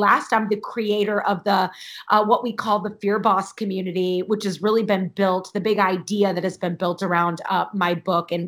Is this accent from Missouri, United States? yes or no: yes; St. Louis, Missouri, United States; moved away as an adult; also born or lived in Chicago / Illinois; now in Ohio, United States; I'm born and raised in St. Louis, lived in Chicago. Now I live in Ohio.